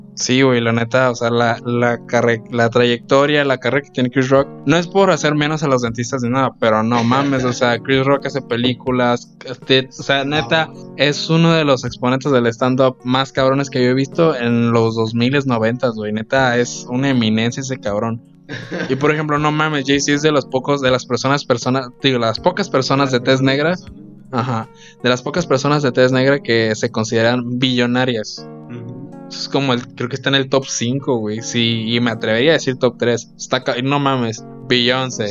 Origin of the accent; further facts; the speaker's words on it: Mexico; como mexicanos